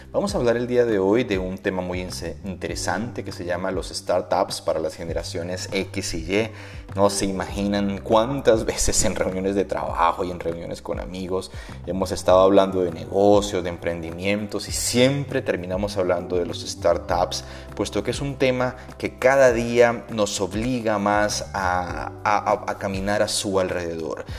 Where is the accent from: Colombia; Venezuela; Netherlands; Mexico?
Colombia; Bogotá; mi ciudad natal, Bogotá